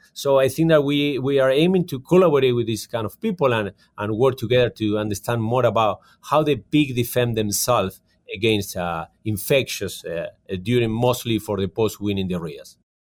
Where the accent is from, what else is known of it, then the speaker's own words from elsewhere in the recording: Argentina; moved away as an adult; also born or lived in California, United States; now in Calgary, Canada; I'm from Argentina, and I did my studies in California